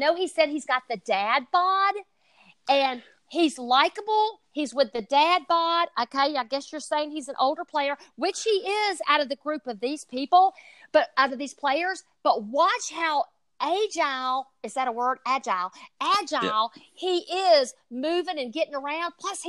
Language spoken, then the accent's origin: English; Southern, United States; accent: Southern; if you can understand my Southern accent.